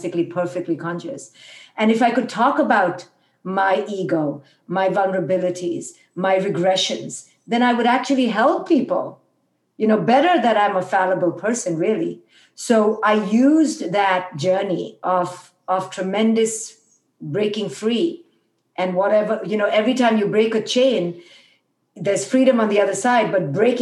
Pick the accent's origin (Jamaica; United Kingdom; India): India; moved away; when I was raised in India